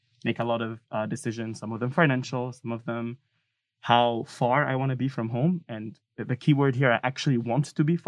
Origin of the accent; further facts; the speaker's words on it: Tunisia; English is a second language; And then I didn't even apply to universities in Tunisia.